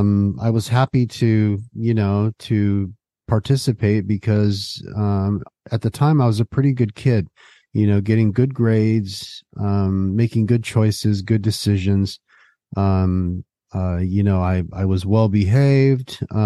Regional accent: West Covina, California, United States; also born or lived in San Gabriel; I was born in San Gabriel, California, which is in Southern California, and I was pretty much raised the majority of my childhood in a suburb just outside of Los Angeles called West Covina.

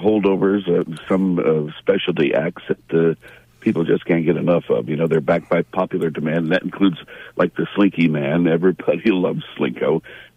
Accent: Olean, New York, United States; moved away; Olean. My goodness, my hometown.

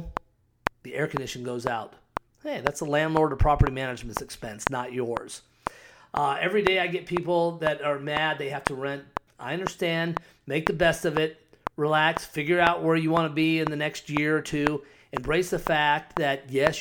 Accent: Scottsdale, Arizona, United States; also born or lived in Cave Creek, Arizona; I live up in Cave Creek and grew up in Scottsdale

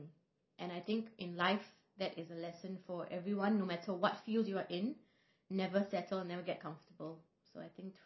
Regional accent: Singapore; I was born here in Singapore

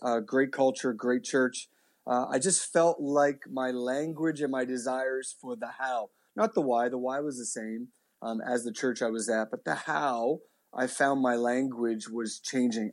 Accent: Halifax, Nova Scotia, Canada; born and raised in Halifax

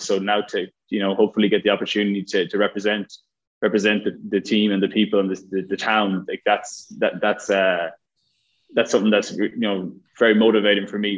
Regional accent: Ireland; moved away as an adult; from Ireland, uh, growing up in Ireland

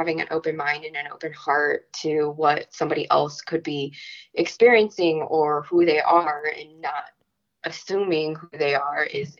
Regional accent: Chicago, Illinois, United States; I born and raised in Chicago.

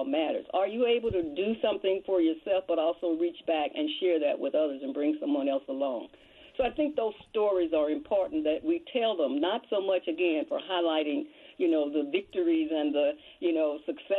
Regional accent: United States; I was born and raised in Mill Creek, and my family lived in Mill Creek until I was 17.

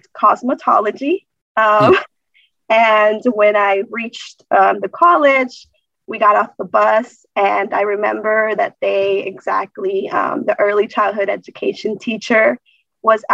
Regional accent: Duluth, Georgia, United States; also born or lived in Acapulco, Guerrero, Mexico; I was raised actually here in Duluth, Georgia, from the age of three when my parents decided to come over to the United States

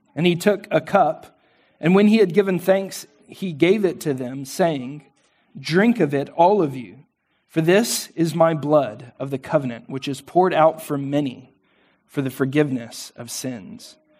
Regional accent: Texas, United States; we're Texan

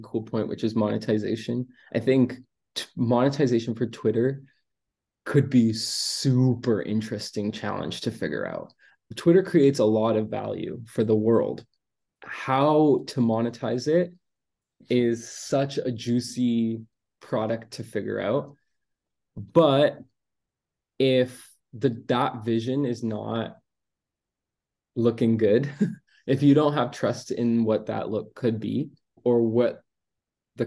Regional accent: Canada; I'm Canadian

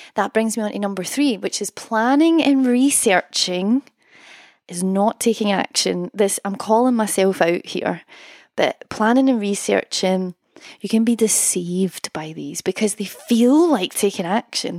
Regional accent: Scotland, United Kingdom; accent: Scottish; my Scottish accent

